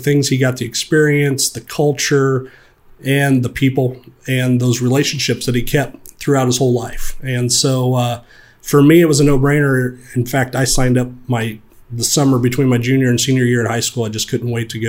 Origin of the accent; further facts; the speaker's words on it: Indiana, United States; growing up in Indiana